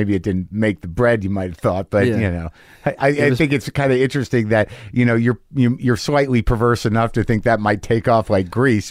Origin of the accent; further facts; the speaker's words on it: New Mexico, United States; moved away; I grew up in New Mexico. Española is like the capital.